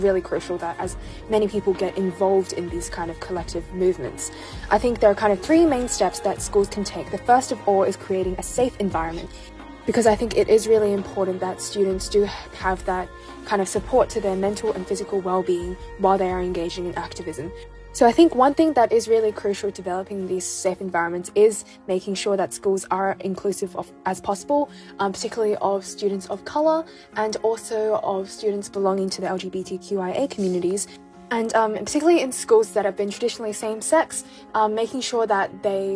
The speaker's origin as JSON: {"language": "English", "town": "Sydney", "region": "New South Wales", "country": "Australia", "said": "I'm from Sydney, Australia, and I attend Pymble Ladies College"}